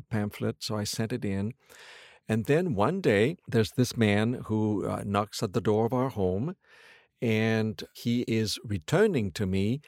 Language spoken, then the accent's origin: English; Quebec, Canada; I grew up in Quebec in Canada.